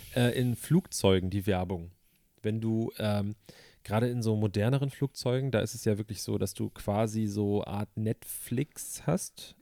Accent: Germany; als Deutscher, ich meine, wir haben in Deutschland

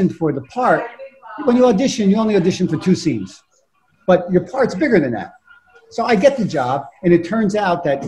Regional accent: Newark, New Jersey, United States; I grew up in Newark in the 1977

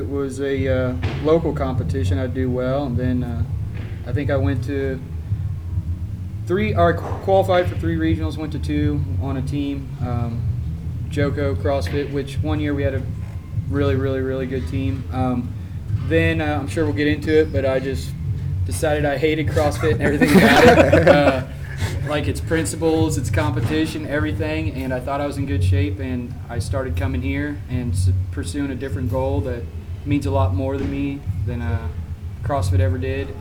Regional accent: Madison, Indiana, United States; I'm from Madison, Indiana as well

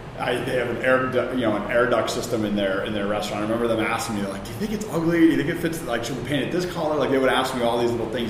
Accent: Chicago, Illinois, United States; moved away as an adult; also born or lived in New York / Atlanta; now in Philadelphia, United States; I grew up in the South Side of Chicago

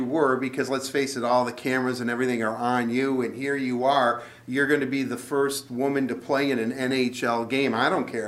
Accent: Detroit, Michigan, United States; I grew up in Detroit

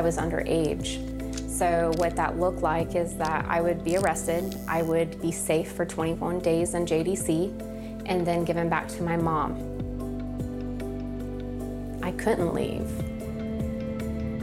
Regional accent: St. Petersburg, Florida, United States; also born or lived in Tampa, Florida; I'm from St. Petersburg, Florida, but I was trafficked mostly out of Tampa, Florida

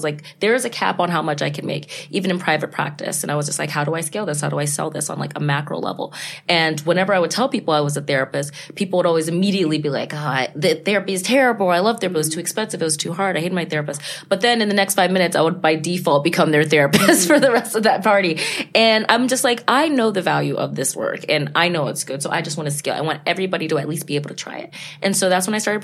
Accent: Texas, United States; also born or lived in Ghana; now in New York City, United States; I'm from Texas. We're from Texas. And before that, my family's from Ghana and West Africa.

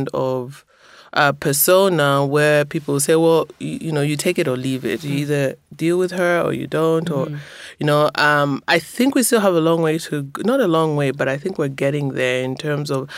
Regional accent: Zambia; I'm a journalist from Zambia

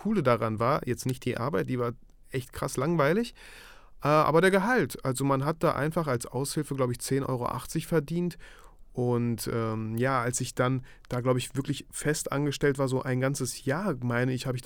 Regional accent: Germany; also born or lived in Mikhailovka, Kazakhstan; geboren wurde ich in Kasachstan, in einem kleinen Dorf namens Michailovka.

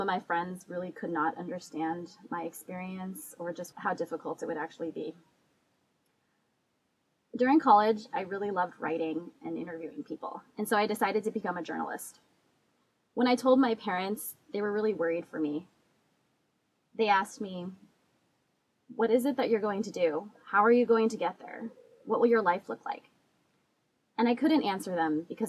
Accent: California, United States; I was born and raised in California.

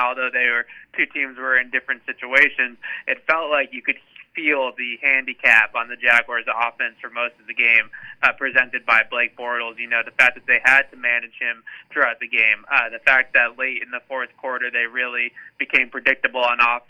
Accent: Needham, Massachusetts, United States; I grew up in Needham, Massachusetts, so right around the corner from Gillette Stadium and Fenway Park and the Garden and everything.

